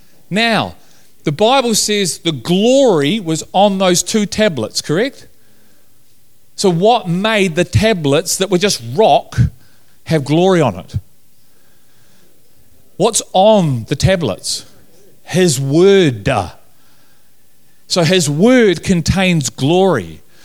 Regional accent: Liverpool, North West England, United Kingdom; I'm from Liverpool, we talk like that.

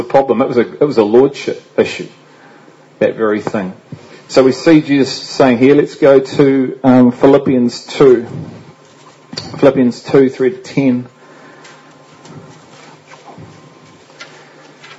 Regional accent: England, United Kingdom; And I'm English too

